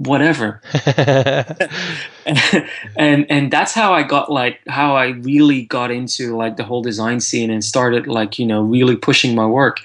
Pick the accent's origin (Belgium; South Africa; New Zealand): Belgium; Antwerp, Flanders; moved away as an adult; also born or lived in London, United Kingdom; now in United Kingdom; I'm from Antwerp in Belgium originally, and I worked in Antwerp for 2 years after graduating before I moved to London.